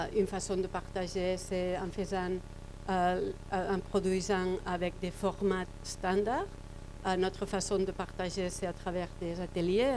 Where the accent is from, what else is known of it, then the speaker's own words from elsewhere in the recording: Barcelona, Catalonia, Spain; French is a second language; je viens de Barcelone